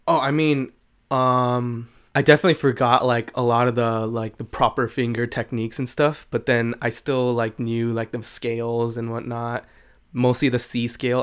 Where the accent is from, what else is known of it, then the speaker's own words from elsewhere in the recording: San Jose, California, United States; I pretty much lived here all my life. I was born in San Jose